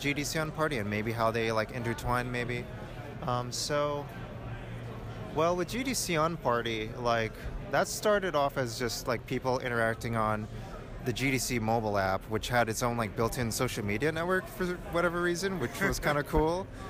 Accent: New York, United States; I'm from New York and it's like really loud and noisy

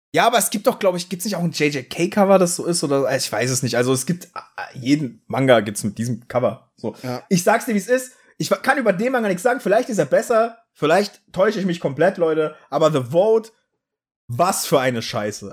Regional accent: East Germany, Germany; ich hatte Russisch, weil ich bin im Osten aufgewachsen

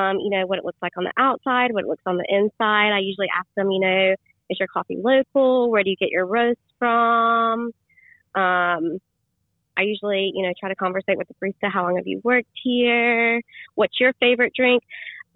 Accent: Archdale, North Carolina, United States; I grew up in Archdale

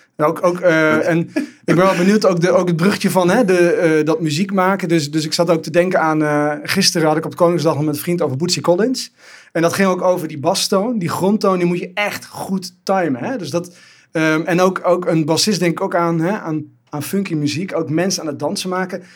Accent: Amsterdam, North Holland, Netherlands; Ik kom zelf uit Amsterdam

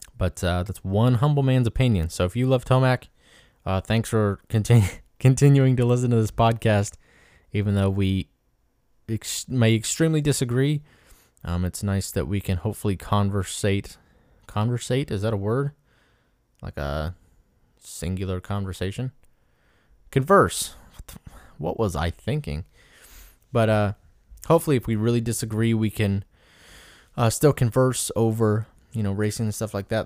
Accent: Indianola, Iowa, United States; at the farm, M X in Indianola, Iowa, which is my hometown.

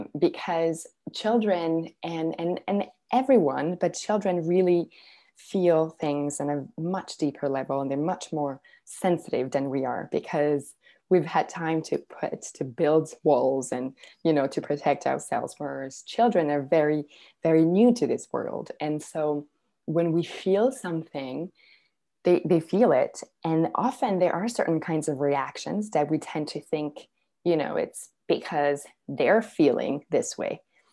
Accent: Serbia; because I'm originally from Serbia. And so I would, every summer, I would go visit my grandparents in Serbia

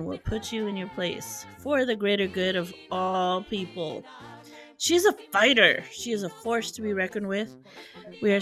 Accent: South Side, Nebraska, United States; first language English; We are from the South Side, which is a very highly Latino immigrant population

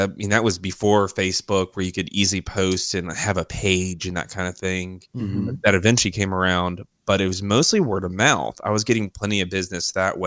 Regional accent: Richmond, Virginia, United States; moved away as an adult; also born or lived in Raleigh, North Carolina; now in Nashville, United States; So I was born in Raleigh, North Carolina, but I was raised in Richmond, Virginia

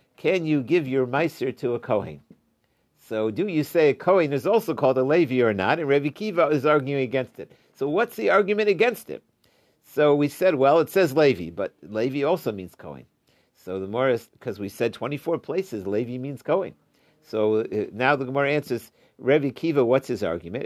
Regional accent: Ohio, United States; I grew up in Ohio

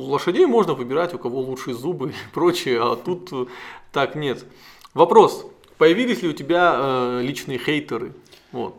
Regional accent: North Ossetia–Alania, Russia; главу нашей республики

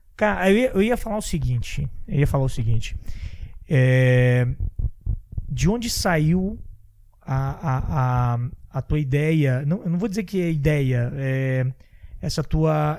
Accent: Santa Catarina, Brazil; sou de Santa Catarina

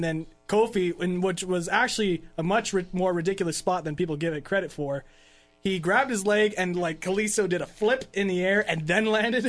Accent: Canada; I'm Canadian.

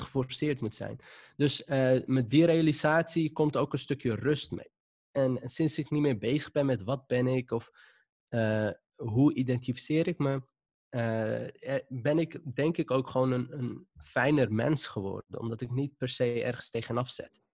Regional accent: Amsterdam, North Holland, Netherlands; accent: Moroccan accent; ik kom zelf uit de Wildemanbuurt. Dat is eh, wat ik altijd noem een zwarte bubbel. Dus iedereen daar die leek op mij

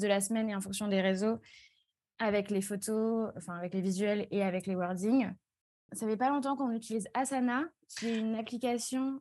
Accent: Strasbourg, Grand Est, France; also born or lived in Toulouse; j'ai 23 ans, je viens de Strasbourg.

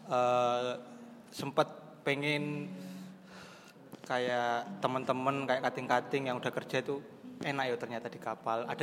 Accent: Banyuwangi, East Java, Indonesia; now in Surabaya, Indonesia; prinsipnya saya dari Banyuwangi jauh-jauh ke Surabaya tujuan utama saya ya menyelesaikan akademik saya di sini gitu

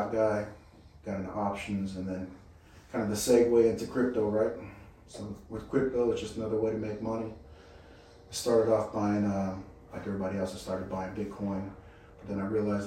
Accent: Henderson, Nevada, United States; We're from Vegas. Nice. Las Vegas. Actually, Henderson. So right outside of Las Vegas.

